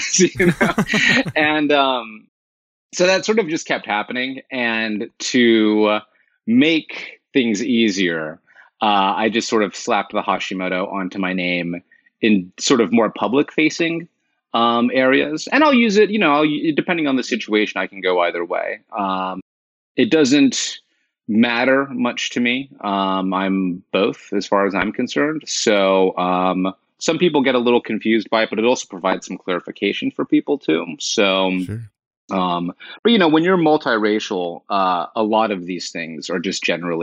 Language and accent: English; Los Angeles, California, United States; born or raised there; moved away as an adult; also born or lived in Northampton, Massachusetts / Oakland, California; now in New York, United States